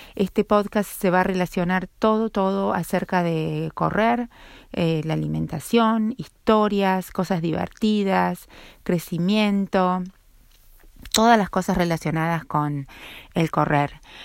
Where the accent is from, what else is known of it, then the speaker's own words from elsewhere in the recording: Argentina; now in United States; Yo soy originariamente de Argentina y pero vivo acá en Estados Unidos